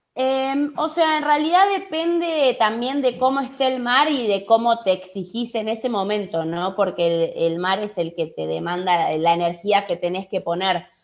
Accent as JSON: {"language": "Spanish", "region": "Buenos Aires", "country": "Argentina", "also_born_or_lived": "Mar del Plata, Argentina", "said": "yo soy de Capital en realidad"}